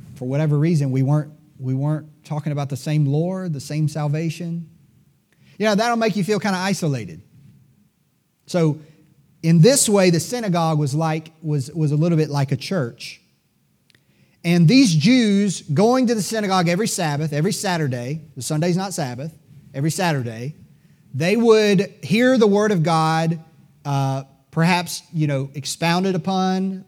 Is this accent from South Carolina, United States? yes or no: yes; Greenville, South Carolina, United States; I'm a native Greenvillian. You know, people sometimes ask me if I'm from Greenville, and I'm, I, I have to admit, I'm a little bit proud to say that I'm, I was born and raised among these mills